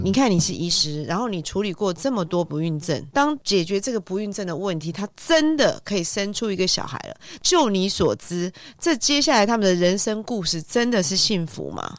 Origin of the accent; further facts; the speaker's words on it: Taiwan; 我们台湾人好像传统的观念就是这样